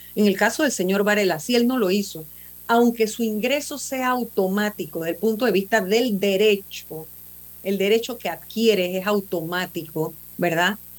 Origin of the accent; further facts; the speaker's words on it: Panama; somos todos los panameños